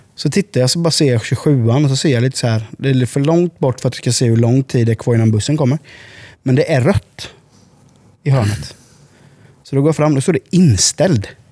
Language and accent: Swedish; Sweden; also born or lived in Huskvarna; now in Habo, Sweden; som svenskar